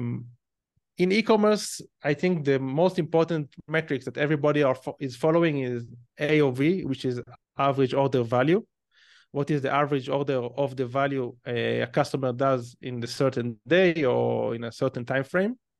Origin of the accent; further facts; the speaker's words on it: Israel; accent: Israeli; probably based on my accent, you can tell that I'm Israeli. So, like any other Israeli, when I was eighteen years old, um, I went to the army because it's mandatory in Israel